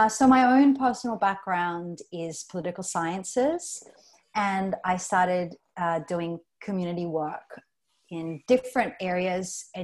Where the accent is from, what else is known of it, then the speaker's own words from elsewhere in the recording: Australia; moved away as an adult; also born or lived in Philippines; now in Palawan, Philippines; I was born and raised in Australia and moved here to the Philippines about 7 years ago